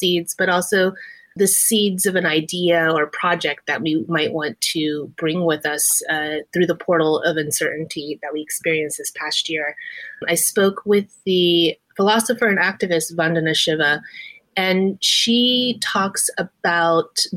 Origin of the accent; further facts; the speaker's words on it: Texas, United States; I'm a first generation Chinese American woman, and I grew up in Texas.